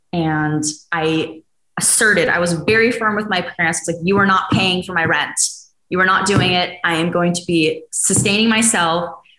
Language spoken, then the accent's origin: English; Dallas, Texas, United States; moved away; my hometown of Dallas, Texas, with humidity and everything.